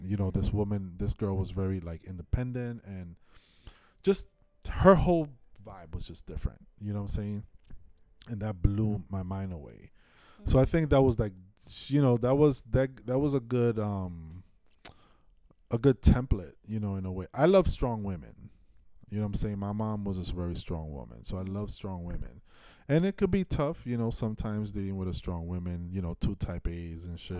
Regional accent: New York City, New York, United States; I am first New Yorker, then Dominican.

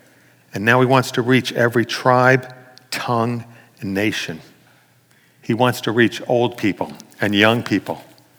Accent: New York City, New York, United States; growing up in New York City, we look down on born-again Christians.

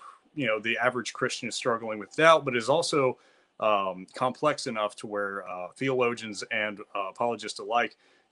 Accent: Clifton Forge, Virginia, United States; moved away as an adult; now in Lynchburg, United States; I'm originally from Clifton Forge, Virginia.

